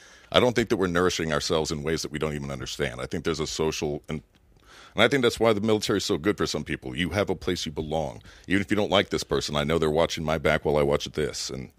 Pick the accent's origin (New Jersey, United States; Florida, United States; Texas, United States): Florida, United States; Miami